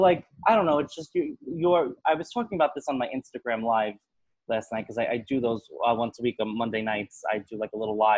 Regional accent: New York, United States; I grew up in New York

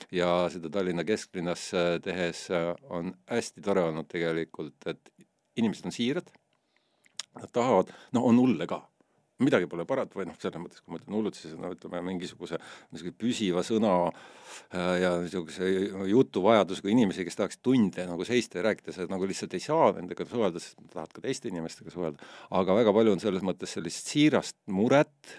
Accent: Estonia; ma ütlen, et see on Eesti

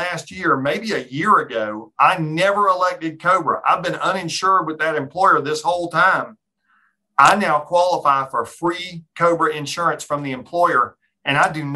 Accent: Tallahassee, Florida, United States; moved away as an adult; now in Orlando, United States; grew up in Tallahassee

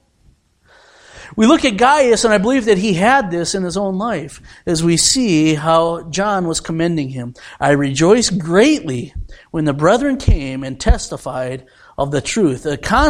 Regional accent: United States; I am an American

